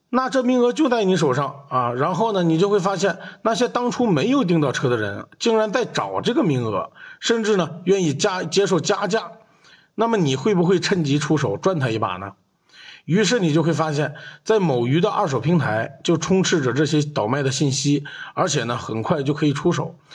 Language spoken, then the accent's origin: Chinese; China; 我们中国人